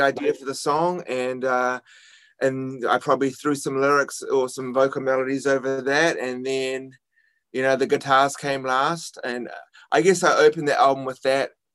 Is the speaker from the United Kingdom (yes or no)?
no; New Zealand; now in New York City, United States